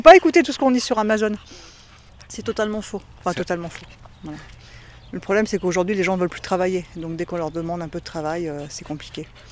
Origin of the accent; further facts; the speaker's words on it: Paris, Île-de-France, France; moi je suis de Paris